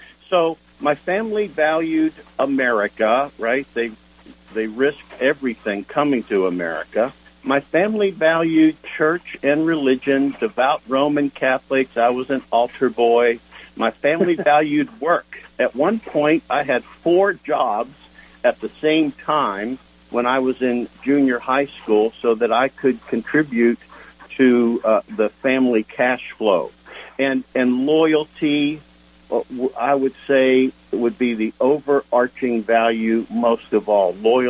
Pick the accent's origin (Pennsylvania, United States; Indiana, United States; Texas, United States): Pennsylvania, United States; Johnstown; I'm very proud of my Italian heritage. I am equally proud of my hometown, a little coal, railroad, and mining town in western Pennsylvania called Johnstown, J-O-H-N-S, Johnstown.